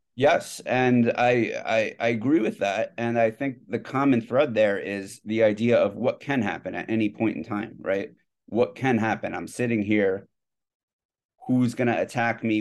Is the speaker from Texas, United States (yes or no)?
no; New Jersey, United States; moved away as an adult; now in New York City, United States; I'm from New Jersey